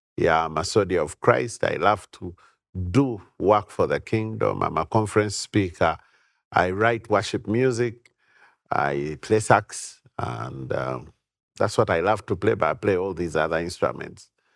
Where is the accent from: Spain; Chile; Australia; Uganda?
Uganda; I've been born and bred in Uganda.